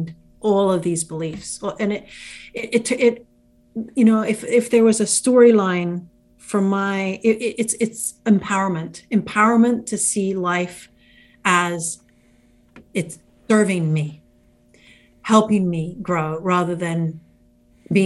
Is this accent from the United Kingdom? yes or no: yes; England, United Kingdom; now in United States; I grew up in England. I'm an American citizen. I grew up in England